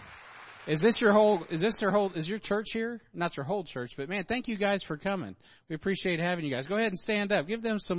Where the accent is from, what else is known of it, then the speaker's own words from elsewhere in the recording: Independence, Missouri, United States; my hometown